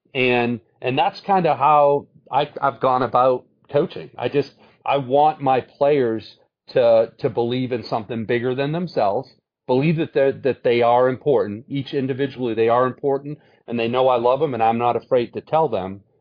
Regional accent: Brockton, Massachusetts, United States; moved away as an adult; now in Atlanta, United States; Went back to my hometown, Brockton, and was a volunteer coach as I taught there as a history teacher

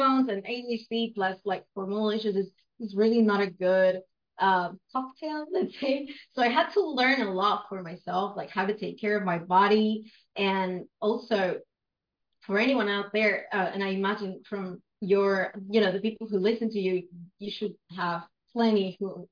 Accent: Buenos Aires, Argentina; first language Spanish; English is a second language; I'm from Argentina, Buenos Aires in particular

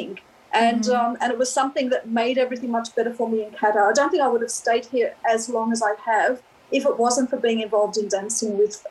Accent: Australia; also born or lived in Melbourne; I'm from Australia. And believe it or not, I am from an Australian family

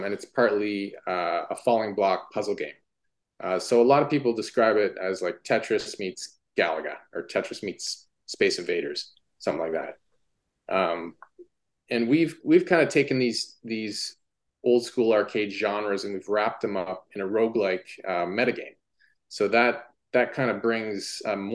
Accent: Ottawa, Ontario, Canada; also born or lived in Toronto; back to my hometown of Ottawa

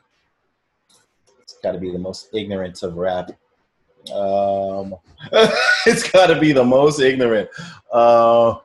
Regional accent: Toronto, Ontario, Canada; Toronto, Ontario. I grew up on a street called Neptune Drive

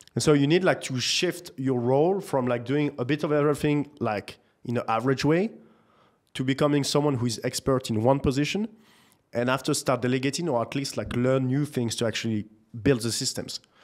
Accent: Nantes, Pays de la Loire, France; moved away; also born or lived in Paris; I grew up in the beautiful city of Nantes in France

